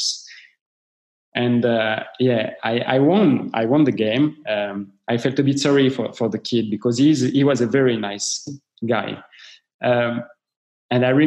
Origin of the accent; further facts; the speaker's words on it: Paris, Île-de-France, France; I'm coming from Paris